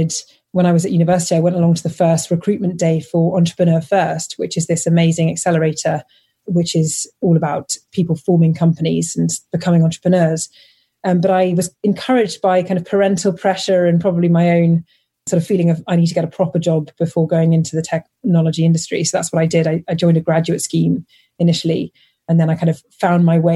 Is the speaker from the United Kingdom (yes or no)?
yes; London, United Kingdom; I grew up in London